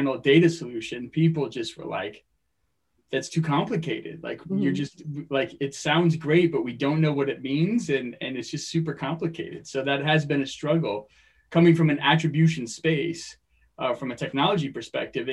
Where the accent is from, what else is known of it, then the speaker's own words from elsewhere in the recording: Phoenix, Arizona, United States; moved away as an adult; also born or lived in Stillwater, Oklahoma / California; now in Long Beach, United States; I grew up in Phoenix, Arizona